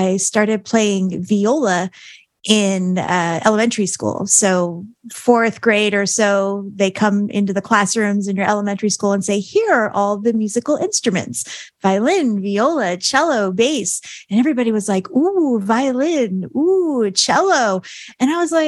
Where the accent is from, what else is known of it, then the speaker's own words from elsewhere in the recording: Arizona, United States; also born or lived in Staten Island, New York / Gilbert, Arizona; I call myself a native Arizonan because I moved here from Staten Island, New York when I was 5.